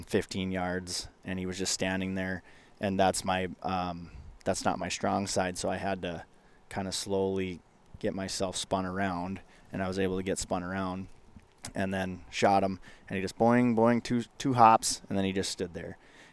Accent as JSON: {"language": "English", "region": "Minnesota", "country": "United States", "tie": "born or raised there", "said": "when I was growing up in Northwest Minnesota, it was, I mean, man, everything was"}